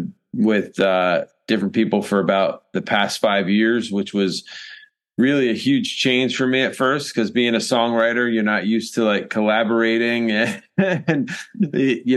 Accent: Rhode Island, United States; moved away as an adult; now in South Carolina, United States; I'm from Rhode Island originally. I moved down here to South Carolina back in 1994. I was 18 and just graduated high school

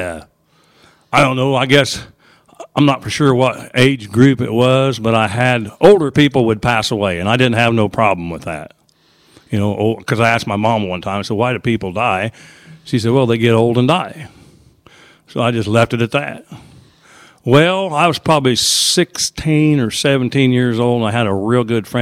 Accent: Charleston, Illinois, United States; I come from Charleston, Illinois

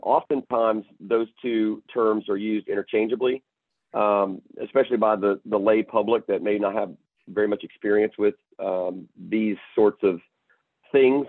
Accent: Chattanooga, Tennessee, United States; moved away as an adult; also born or lived in Memphis, Tennessee; now in Houston, United States; born and raised in Chattanooga, Tennessee

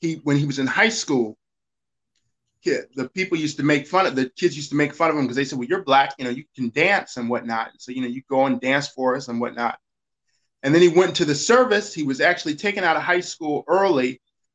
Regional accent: Kansas City, Kansas, United States; I'm from Kansas City, Kansas

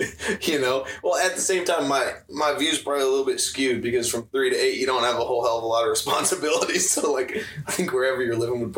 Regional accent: Findlay, Ohio, United States; Findlay, Ohio.

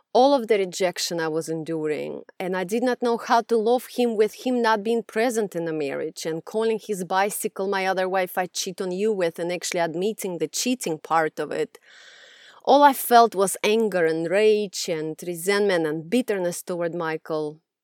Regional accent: Russia; moved away; growing up in Russia, I was raised in a very abusive environment

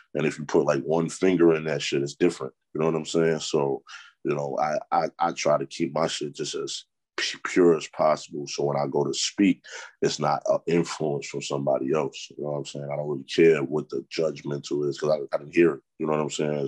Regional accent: New York City, New York, United States; I'm from Harlem

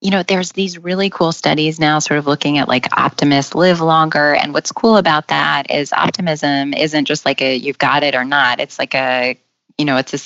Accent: Nevada, United States; now in New York City, United States; I grew up in Nevada

